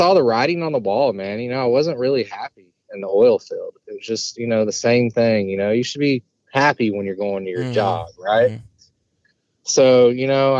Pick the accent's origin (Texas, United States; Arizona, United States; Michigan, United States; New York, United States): Texas, United States; Fort Worth; moved away as an adult; now in Lafayette, United States; I'm originally from Fort Worth, Texas